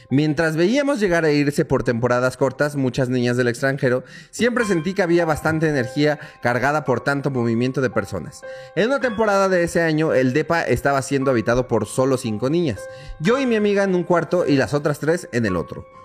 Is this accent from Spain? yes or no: no; Guadalajara, Jalisco, Mexico; moved away as an adult; now in Mexico City, Mexico; Tengo 29 y soy de Guadalajara.